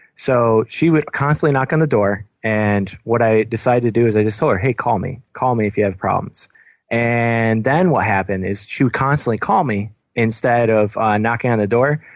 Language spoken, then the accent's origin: English; Binghamton, New York, United States; now in Buffalo, United States; I'm from downstate Binghamton area